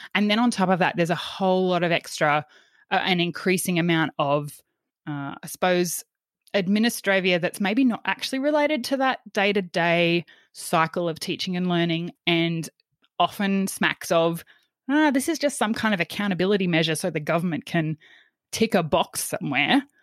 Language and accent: English; Yeppoon, Queensland, Australia; I grew up in Yppoon, uh, which is on the central Queensland coast.